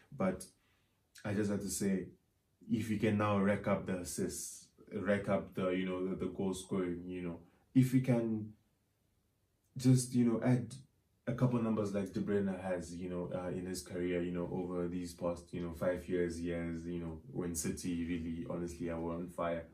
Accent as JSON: {"language": "English", "country": "Zimbabwe", "said": "Zim, probably, uh, you know, because that's my home country"}